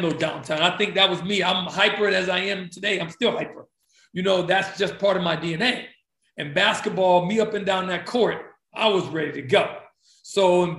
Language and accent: English; East Chicago, Indiana, United States; growing up in East Chicago, Indiana